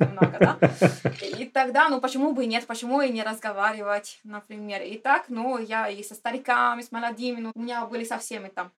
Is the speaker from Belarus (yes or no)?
no; Cagliari, Sardinia, Italy; Russian is a second language; moved away as an adult; now in Russia; поскольку я родилась на Сардинии и прямо у моря, я из Кальгари